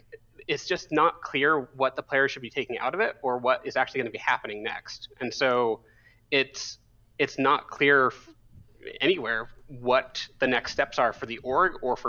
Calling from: State College, Pennsylvania, United States; State College, Pennsylvania.

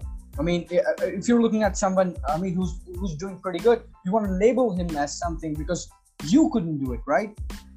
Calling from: India; I'm calling from India.

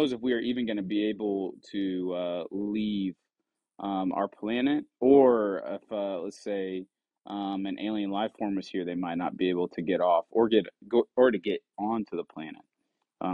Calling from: Bloomington, Illinois, United States; Bloomington, Illinois, guys.

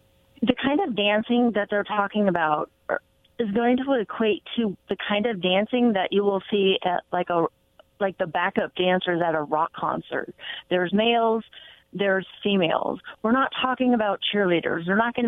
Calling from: Kennewick, Washington, United States

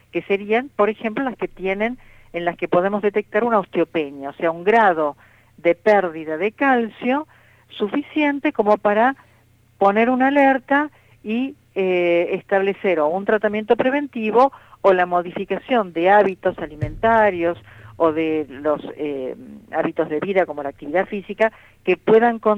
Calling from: Caseros, Buenos Aires Province, Argentina; Eh, bueno … de Caseros

